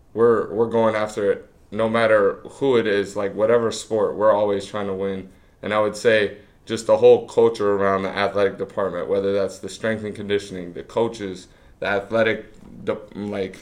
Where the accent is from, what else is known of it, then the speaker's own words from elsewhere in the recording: Vero Beach, Florida, United States; I'm from Florida. I've been here 22 years, and I'm good staying down here